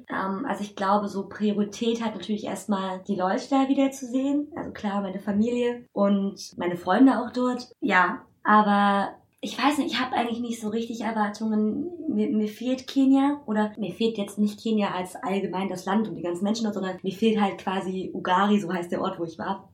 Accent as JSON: {"language": "German", "country": "Germany", "tie": "born or raised there", "also_born_or_lived": "Kenya", "said": "wo ich wieder in Deutschland bin, dass schon eher, ja, meine Heimat, also ich bin ja hier geboren"}